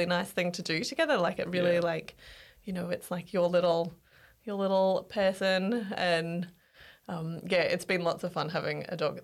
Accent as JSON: {"language": "English", "town": "Melbourne", "region": "Victoria", "country": "Australia", "moved": "as an adult", "lives_now": "Glasgow, United Kingdom", "said": "So I'm from Melbourne originally, but came to live in Glasgow about 10 years ago now"}